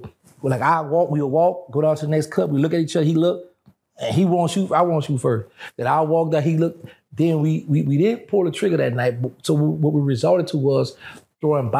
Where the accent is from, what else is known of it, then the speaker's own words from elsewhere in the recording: Louisiana, United States; I'm from Louisiana